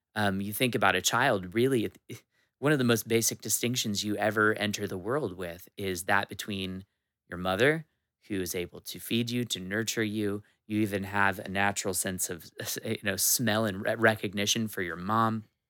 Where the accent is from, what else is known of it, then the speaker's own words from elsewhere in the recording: Washington, United States; I'm a Washington native